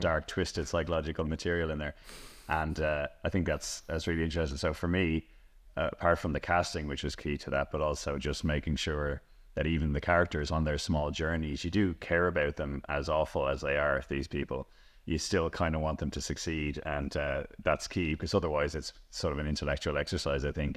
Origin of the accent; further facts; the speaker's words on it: Celbridge, County Kildare, Ireland; I grew up in Selvedge